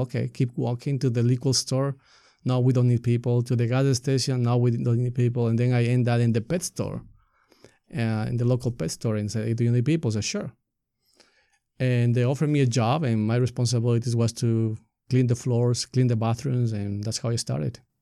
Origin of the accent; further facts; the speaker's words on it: Ecuador; English is a second language; moved away as an adult; now in Marin County, United States; I grew up in Ecuador